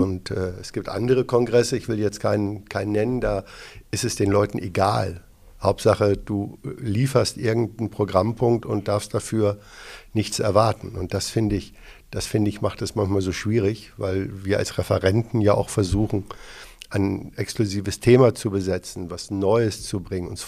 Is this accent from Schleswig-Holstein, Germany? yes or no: no; Hamburg, Germany; born or raised there